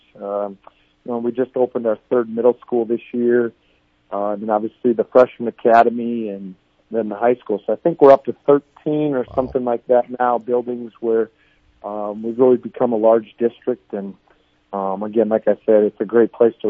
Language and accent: English; Chester, South Dakota, United States; a small town kid growing up in Chester, South Dakota